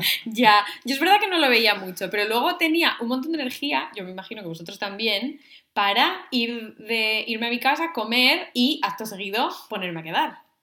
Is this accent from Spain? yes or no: yes; Navia, Asturias, Spain; antes de salir en Navia, en mi pueblo